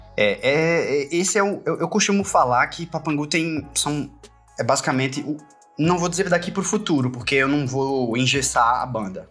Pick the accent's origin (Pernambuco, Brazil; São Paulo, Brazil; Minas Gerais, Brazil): Pernambuco, Brazil; now in Paraíba, Brazil; eu sou pernambucano, apesar da banda ser paraibana, e eu moro na Paraíba há muito, muito tempo, desde 2001, na verdade, mas eu nasci em Pernambuco